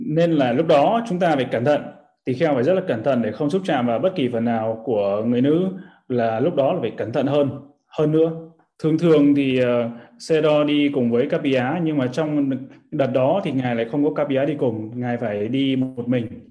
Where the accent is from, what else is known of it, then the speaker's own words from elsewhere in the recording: Vietnam; mình là uh, người Việt Nam là dòng dõi rồng